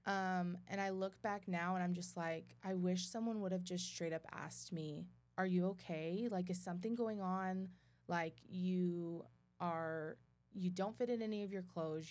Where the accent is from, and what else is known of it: Midland, Texas, United States; born or raised there; also born or lived in Dothan, Alabama